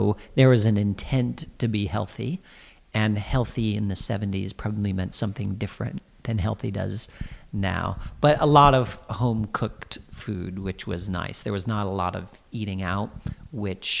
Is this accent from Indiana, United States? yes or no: no; Iowa, United States; now in London, United Kingdom; I was born and grew up in Iowa, in the Midwest of America